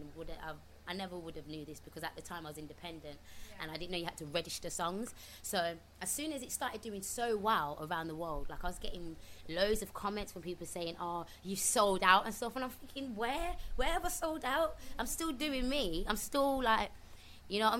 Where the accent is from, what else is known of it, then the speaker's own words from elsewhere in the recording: Birmingham, West Midlands, United Kingdom; accent: strong brummy; moved away; also born or lived in London; this strong, brummy accent